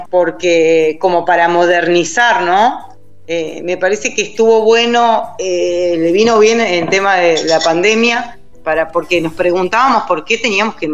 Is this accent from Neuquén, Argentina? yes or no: yes; Neuquén, Argentina; now in Buenos Aires, Argentina; nosotros como somos de Neuquén, era, en realidad la primaria era hasta séptimo y cuando la inscribimos en Buenos Aires cambia.